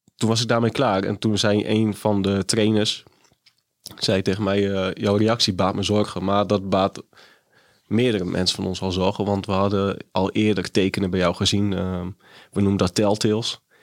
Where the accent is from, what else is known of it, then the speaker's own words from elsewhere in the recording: Groningen, Netherlands; moved away; also born or lived in Haarlem; Ik kom uit Groningen en woonde uiteindelijk in Haarlem